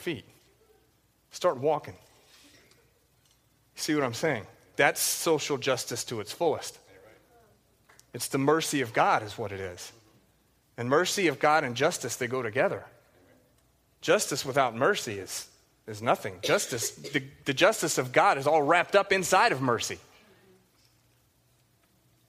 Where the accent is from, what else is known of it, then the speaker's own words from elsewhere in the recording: the South, United States; I grew up in the South, and it was filled with these gospel quartets